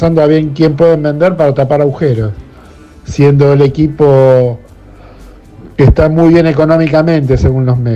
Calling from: Caballito, Buenos Aires, Argentina; Buenas noches … de Caballito, escuchándolo sobre el partido

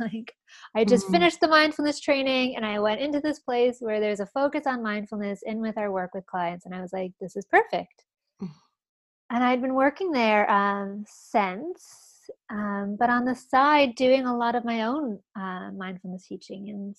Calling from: Toronto, Ontario, Canada; From Toronto in Canada.

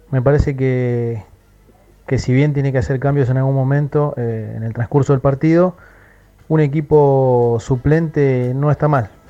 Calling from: Santos Lugares, Buenos Aires Province, Argentina; soy de Santos Lugares.

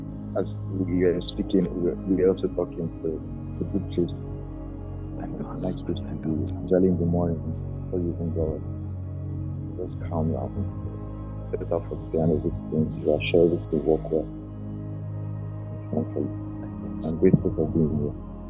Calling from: Abuja, Federal Capital Territory, Nigeria; I'm Abuja.

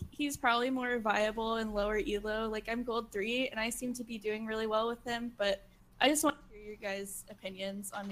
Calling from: Austin, Texas, United States; I'm from Austin, Texas.

